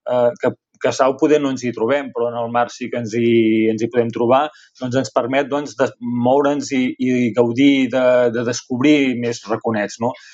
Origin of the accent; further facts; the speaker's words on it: Sant Pere de Torelló, Catalonia, Spain; jo vaig néixer a Sant Pere de Torelló, i um, com a Sant Parenc